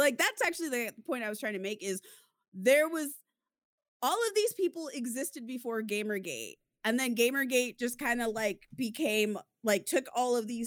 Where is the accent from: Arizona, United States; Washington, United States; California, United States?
Arizona, United States; Southern; moved away; I was from Arizona, so you have to remember what Southern Arizona is like